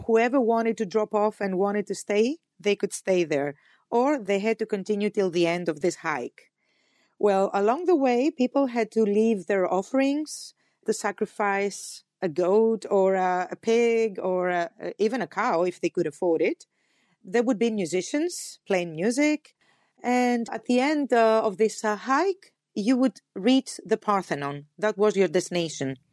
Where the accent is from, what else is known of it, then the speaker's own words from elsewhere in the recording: Athens, Attica, Greece; for us, the Athenians